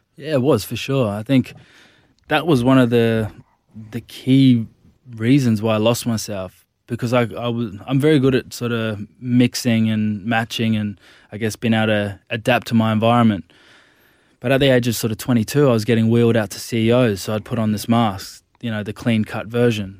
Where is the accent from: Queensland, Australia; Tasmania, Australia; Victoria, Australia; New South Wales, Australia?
Queensland, Australia; Gold Coast; also born or lived in Brisbane; I grew up on the Gold Coast when I was about fifteen years old. I moved to Nudgee College, it's a big school in Brisbane